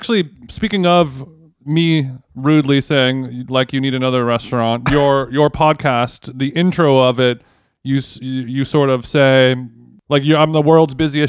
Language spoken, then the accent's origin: English; Los Angeles, California, United States; born or raised there